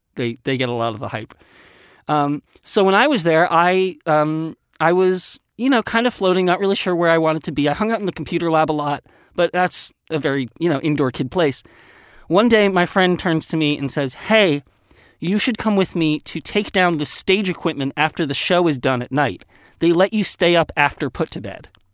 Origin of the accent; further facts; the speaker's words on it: Westchester County, New York, United States; I grew up in Westchester County, New York